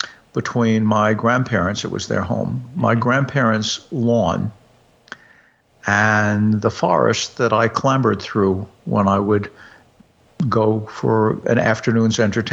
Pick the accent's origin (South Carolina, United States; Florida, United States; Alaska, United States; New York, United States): New York, United States; also born or lived in Hudson Valley; I grew up in New York, but I spent 11 summers in a quite rural part of the Hudson Valley.